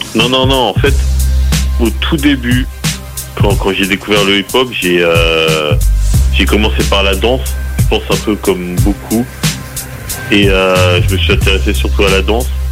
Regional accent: Les Mureaux, Île-de-France, France; plus précisément je viens de d'Île-de-France du, on va dire de la banlieue parisienne, la banlieue ouest, d'une ville qui s'appelle Les Mureaux

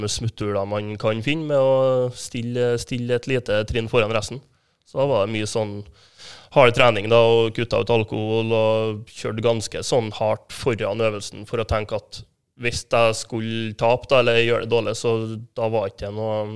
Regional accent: Kyrksæterøra, Trøndelag, Norway; er fra Kyrksæterøra. Ja. Ja, det ligger jo mellom Trondheim og Molde, cirka.

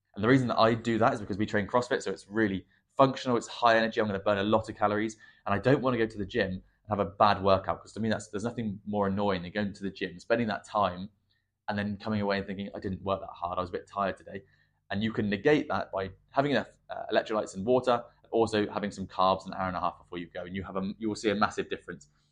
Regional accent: England, United Kingdom; I'm English

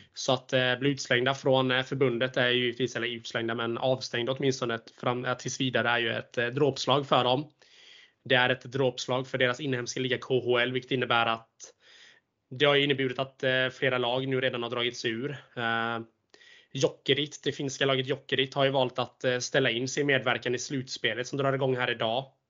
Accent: Småland, Sweden; accent: Småland dialect; jag är smålänning

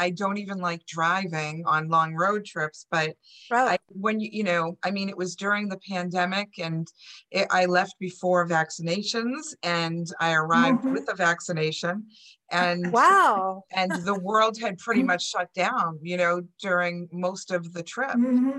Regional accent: North Shore, Massachusetts, United States; moved away as an adult; also born or lived in California / Marblehead, Massachusetts; I've lived here since July, my first time living in Swampscott. But I've lived all over the North Shore my whole life. And in 2014, I left.

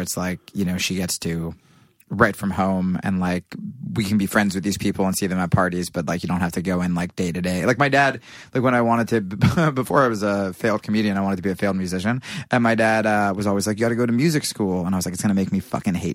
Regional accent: Pennington, New Jersey, United States; now in New York, United States; Pennington, New Jersey

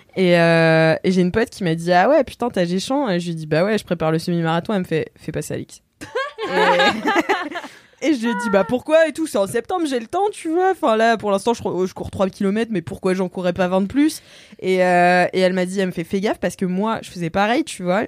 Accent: Nantes, Pays de la Loire, France; now in Paris, France; je suis nantaise

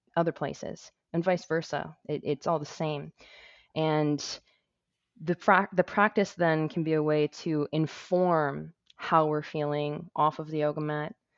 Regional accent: Toronto, Ontario, Canada; my hometown of Toronto, Ontario

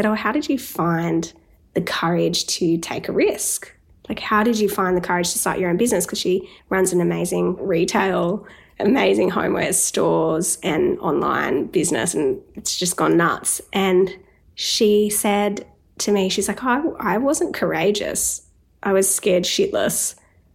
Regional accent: Newcastle, New South Wales, Australia; moved away; I was in Newcastle, my hometown

